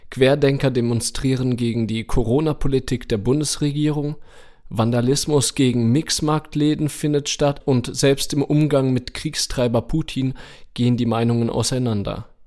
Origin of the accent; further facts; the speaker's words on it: Germany; Im Ausland sind wir Deutsche nämlich für unsere Sorgen und Ängste bekannt.